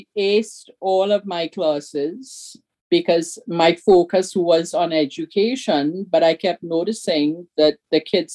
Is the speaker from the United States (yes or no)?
no; Trinidad & Tobago; moved away; who we were in Trinidad.